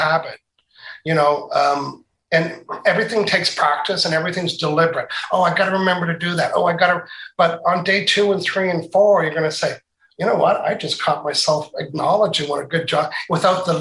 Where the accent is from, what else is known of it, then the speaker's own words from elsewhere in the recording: Canada; accent: Canadian, Maritimes; you can tell I have a Canadian accent, right? when I travel anywhere, they say, you're from Canada. And then when I'm from Canada, people say, you're from the Maritimes, aren't you?